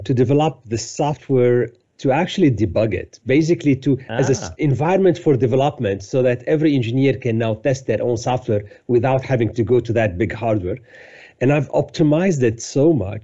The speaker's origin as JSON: {"language": "English", "town": "Beirut", "region": "Beirut Governorate", "country": "Lebanon", "tie": "born or raised there", "also_born_or_lived": "Cyprus / France / Paris / Salt Lake City", "moved": "as an adult", "said": "I was born in Lebanon, in Beirut, in the late 60s. Unfortunately, the war started in Lebanon in 1975, and I was still at a young age. So I barely remember my life before war, basically. So I kind of grew up during the war in Lebanon."}